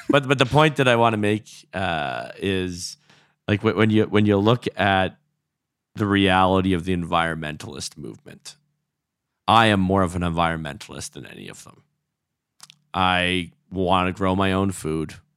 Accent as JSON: {"language": "English", "region": "Alberta", "country": "Canada", "tie": "born or raised there", "said": "I was born in, in Alberta"}